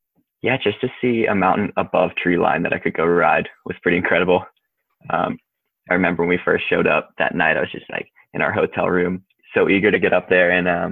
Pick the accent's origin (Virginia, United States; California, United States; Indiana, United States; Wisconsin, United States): Virginia, United States; Wintergreen; I grew up in Wintergreen, Virginia, riding Wintergreen, and then Snowshoe, West Virginia was like the big destination for us.